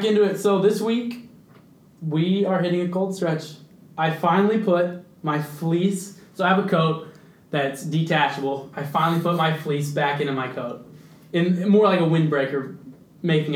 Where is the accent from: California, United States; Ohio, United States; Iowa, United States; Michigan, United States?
Iowa, United States; We're both from Iowa.